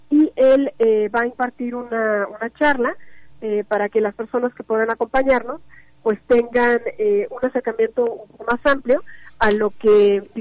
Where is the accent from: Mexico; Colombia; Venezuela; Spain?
Mexico; nuestro legado como mexicanos y que pues nosotros lo que quisimos fue brindar ese espacio